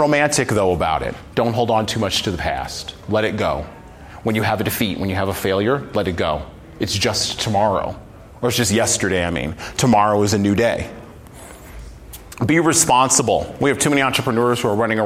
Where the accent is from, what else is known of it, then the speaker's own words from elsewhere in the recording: United States; I was born in America